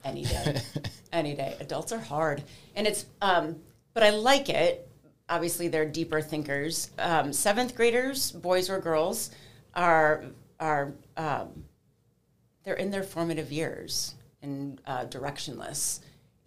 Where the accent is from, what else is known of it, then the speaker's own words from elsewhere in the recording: Cleveland, Ohio, United States; also born or lived in Washington, D.C.; I am a native Clevelander, born and raised in Cleveland